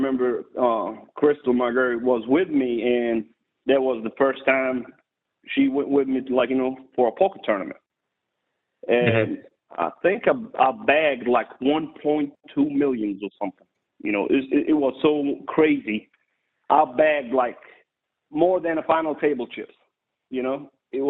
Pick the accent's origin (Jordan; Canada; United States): Jordan; English is a second language; moved away as an adult; I was born and raised in Jordan overseas, the Holy Land